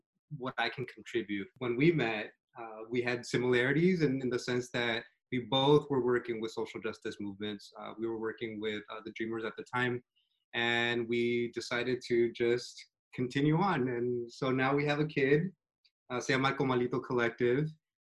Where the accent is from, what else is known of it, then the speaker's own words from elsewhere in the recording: Fairfield, California, United States; also born or lived in Long Beach, California / New Haven, Connecticut; I'm from Fairfield, which is like the next town over from here, from Vallejo